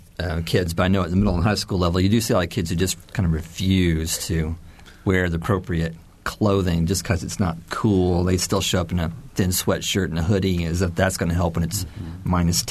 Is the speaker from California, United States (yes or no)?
no; Indiana, United States; I grew up in Indiana in the 70s, and I remember twice being stuck on a school bus trying to get us home after school